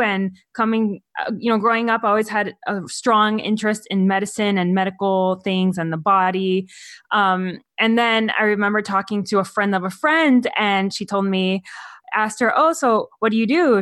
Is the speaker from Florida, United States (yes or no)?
yes; Miami, Florida, United States; moved away as an adult; now in California, United States; I'm from Florida